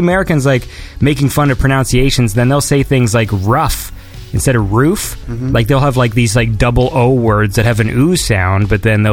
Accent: Canada; I'm Canadian

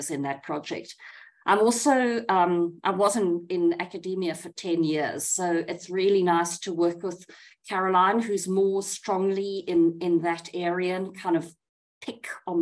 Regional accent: Johannesburg, Gauteng, South Africa; I'm born and raised in Johannesburg. I've lived here my whole life.

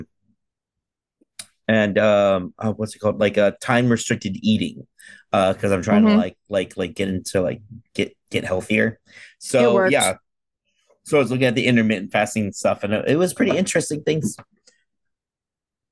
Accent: California, United States; I'm from California.

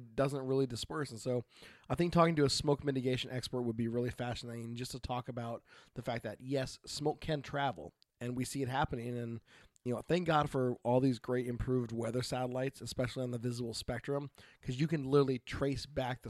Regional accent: Portland, Oregon, United States; Growing up in Portland

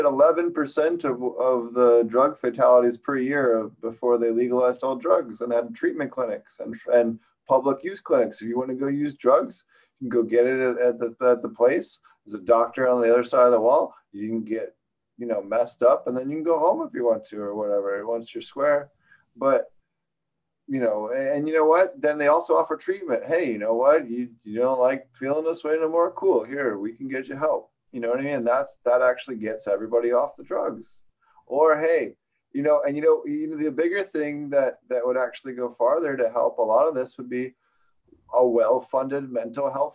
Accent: Philadelphia, Pennsylvania, United States; was born and raised in Philly

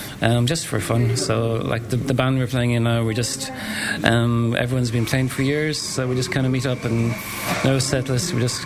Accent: Lahinch, Munster, Ireland; also born or lived in United Kingdom / Letterkenny; I grew up in Lahinch in the garage station. My dad was a sergeant in Lahinch.

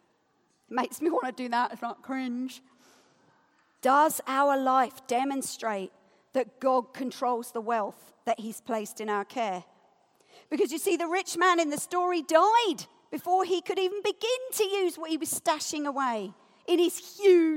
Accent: United Kingdom; I'm British as well

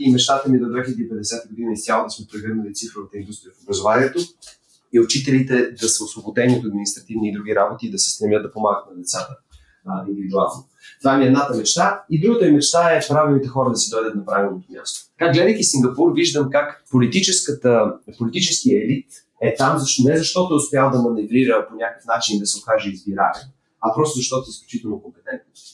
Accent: Bulgaria; като българи

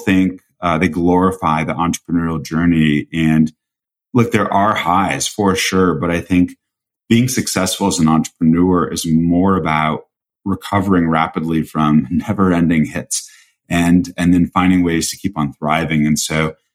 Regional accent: Colorado, United States; now in Greenwich, United States; I grew up in Colorado, so Vail's like my backyard

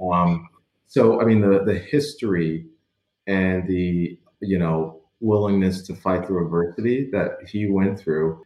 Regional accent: Baltimore, Maryland, United States; I grew up in Edmondson Village.

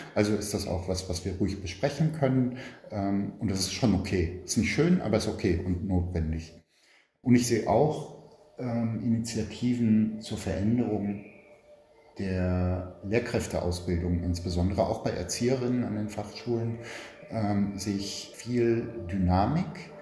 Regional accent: Berlin, Germany; born or raised there

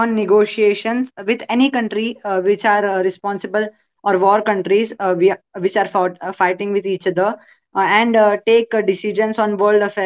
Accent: Ambad, Maharashtra, India; from Ambad, Maharashtra.

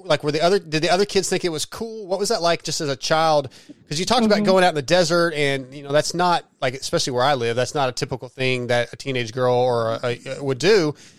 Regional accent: San Diego, California, United States; born there; I'm in Texas now, but I was born in San Diego, 75.

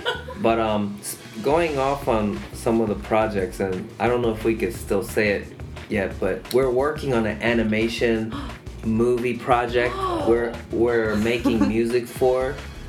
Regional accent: Japan; We're from Japan.

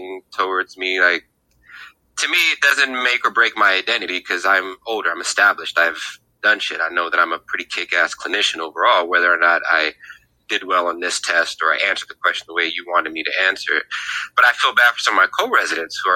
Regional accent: Greece; also born or lived in Tacoma, United States; now in Portland, United States; I'm from Greece.

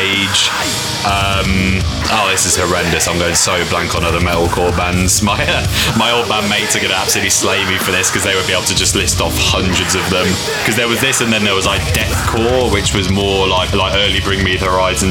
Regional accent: Matlock, East Midlands, United Kingdom; also born or lived in near Birmingham / London; now in West Midlands, United Kingdom; I'm initially from the Peak District, so East Midlands, a town called Matlock, which is near like Derby and Nottingham

